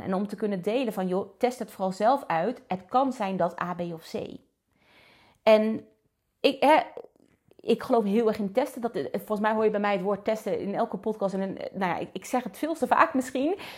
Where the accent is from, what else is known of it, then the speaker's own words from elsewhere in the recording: Netherlands; we zijn toch Nederlanders